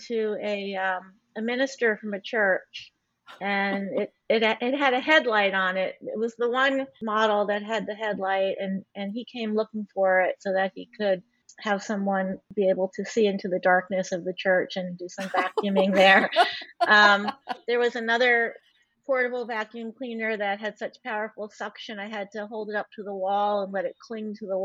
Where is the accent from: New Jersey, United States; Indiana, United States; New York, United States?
New Jersey, United States; Elizabeth; now in Cambridge, United States; I grew up in Elizabeth, New Jersey